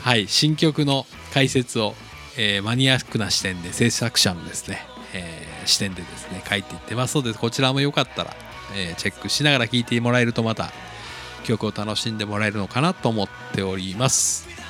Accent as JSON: {"language": "Japanese", "region": "Nagasaki", "country": "Japan", "tie": "born or raised there", "moved": "yes", "said": "僕の実家長崎"}